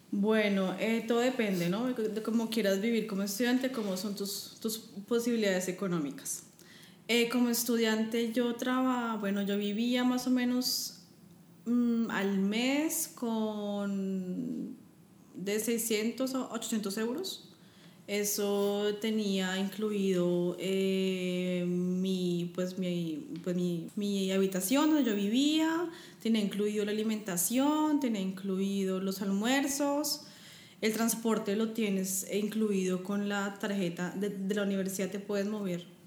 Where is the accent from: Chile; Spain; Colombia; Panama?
Colombia; Bogotá; moved away as an adult; also born or lived in Frankfurt, Germany; now in Germany; yo vengo de Bogotá, estoy acostumbrada al frío